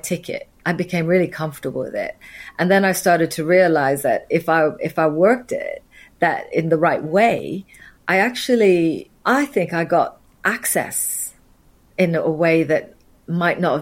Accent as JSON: {"language": "English", "region": "Nairobi", "country": "Kenya", "tie": "born or raised there", "also_born_or_lived": "Vienna", "moved": "yes", "lives_now": "United Kingdom", "said": "I was born in Nairobi. That's where I grew up"}